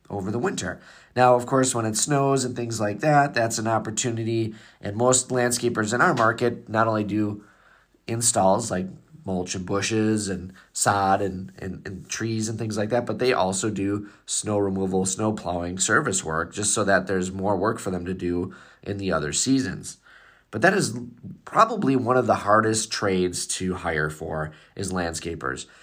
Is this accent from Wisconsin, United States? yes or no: yes; Wisconsin, United States; I'm from Wisconsin